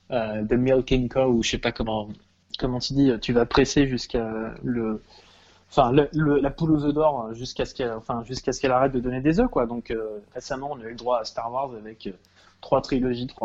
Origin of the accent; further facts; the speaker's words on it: Paris, Île-de-France, France; Alors, enfin, en tant que parisien, si tu veux faire du vélo, acheter un nouveau vélo, c'est peut-être pas une bonne idée